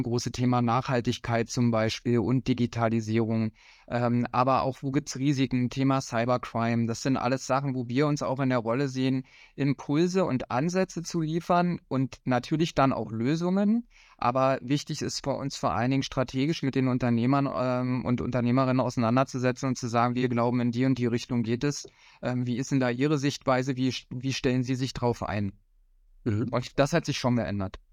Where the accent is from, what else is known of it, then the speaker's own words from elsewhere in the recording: Cottbus, Brandenburg, Germany; in meiner Heimatstadt Cottbus, wo ich herkomme